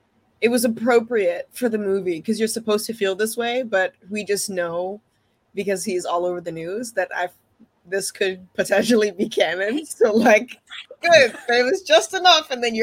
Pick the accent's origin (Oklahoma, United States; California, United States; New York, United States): New York, United States; New York City; But growing up in New York City